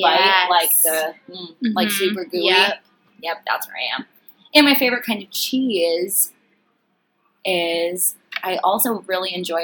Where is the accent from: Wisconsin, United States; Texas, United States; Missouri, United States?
Wisconsin, United States; Racine; also born or lived in Green Bay, Wisconsin; I'm from Racine, Wisconsin